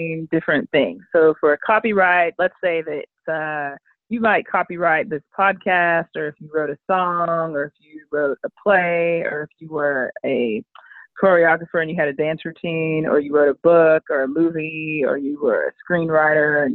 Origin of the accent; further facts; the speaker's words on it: Richardson, Texas, United States; also born or lived in Tallahassee, Florida / Austin, Texas; now in Dallas, United States; I grew up in Richardson, Texas